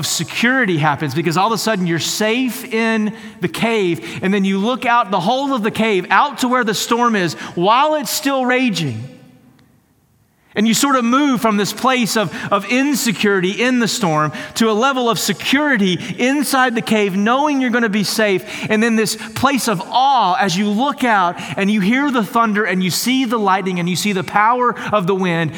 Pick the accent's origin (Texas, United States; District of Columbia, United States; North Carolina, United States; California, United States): Texas, United States; I'm almost as equally and more proud that I'm from Texas. Like, God, please never ask me to leave. I don't want to leave Texas.